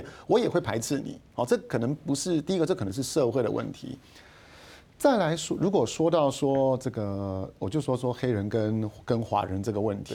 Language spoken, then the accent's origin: Chinese; Taiwan; 我们 台湾人在一九八零年代过去投资的时候